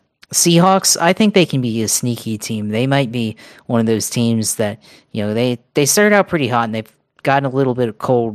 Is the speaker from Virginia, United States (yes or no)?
yes; Norfolk, Virginia, United States; now in Jacksonville, United States; I mean, I'm originally from Norfolk